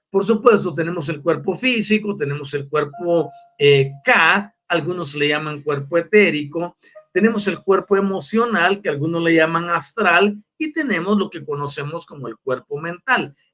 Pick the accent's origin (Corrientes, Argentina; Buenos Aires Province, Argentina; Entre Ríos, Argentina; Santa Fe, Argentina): Buenos Aires Province, Argentina; porque también soy una provincia de Buenos Aires.